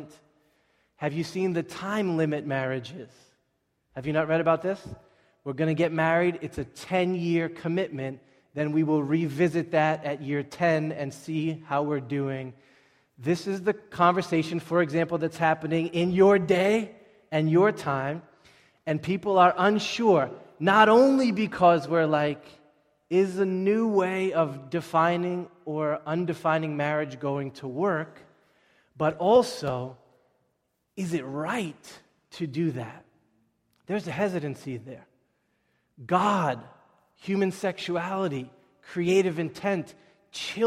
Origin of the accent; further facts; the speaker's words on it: Boston, Massachusetts, United States; we are American Bostonians.